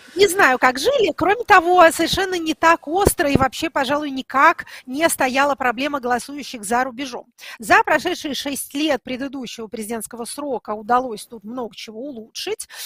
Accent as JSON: {"language": "Russian", "region": "Tula Oblast", "country": "Russia", "said": "я из Тульска"}